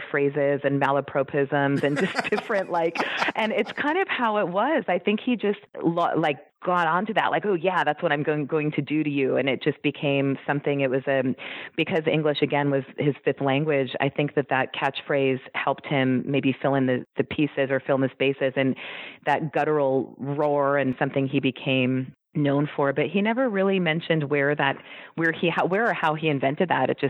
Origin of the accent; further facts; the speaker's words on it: California, United States; And I was born in 1975. And I was born in California.